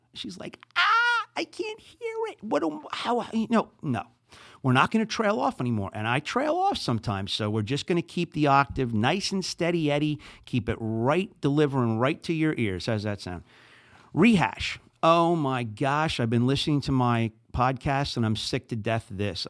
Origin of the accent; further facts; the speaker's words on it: New Jersey, United States; accent: Jersey; moved away as an adult; also born or lived in Saint Louis, Missouri; now in St. Louis, United States; I'm from New Jersey